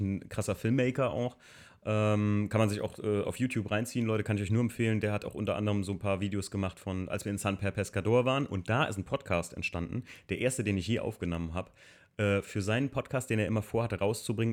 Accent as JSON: {"language": "German", "region": "Hamburg", "country": "Germany", "said": "bei uns in Hamburg"}